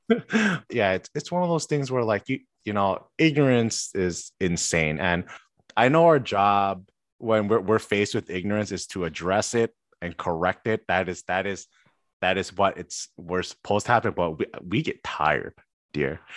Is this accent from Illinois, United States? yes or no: yes; Chicago, Illinois, United States; born and raised in Chicago